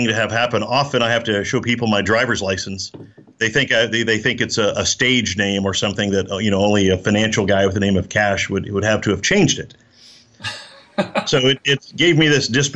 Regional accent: Oklahoma, United States; also born or lived in Austin, Texas; now in Texas, United States; I'm from Oklahoma, and I live in Texas

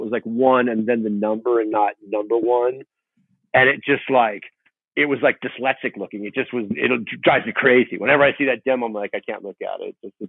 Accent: Huntington Beach, California, United States; also born or lived in Fountain Valley; Yeah, born and raised in Huntington Beach and Fountain Valley, which is, as you know, is the next city over.

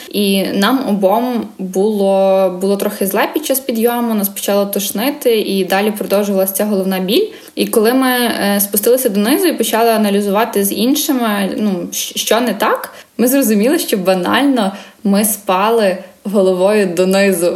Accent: Lviv, Lviv Oblast, Ukraine; also born or lived in Kyiv; Я сама з Львова, тут е, живу, навчаюся, виросла

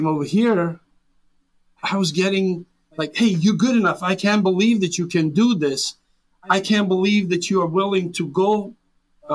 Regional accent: Serbia; English is a second language; moved away as an adult; now in United States; I was born and raised in Serbia, former Yugoslavia, a little town

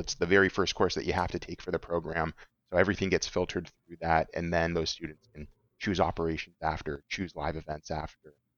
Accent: Orange County, California, United States; I'm from Orange County, so U C I is right here in my own home, you know, backyard

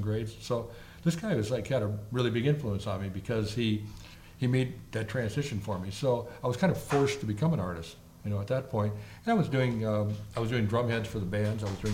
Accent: Southern California, United States; also born or lived in Oceanside, California / East Coast / Chicago; I grew up in Southern California. I mean, from the time I was like 5 years old, I was here

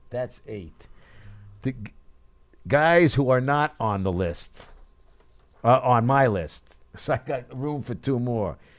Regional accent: New York City, New York, United States; growing up in Brooklyn

